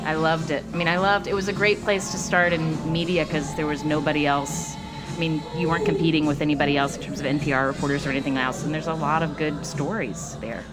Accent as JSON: {"language": "English", "town": "Charleston", "region": "West Virginia", "country": "United States", "tie": "born or raised there", "moved": "as an adult", "lives_now": "New York, United States", "said": "It was a wonderful place to grow up, and I love it."}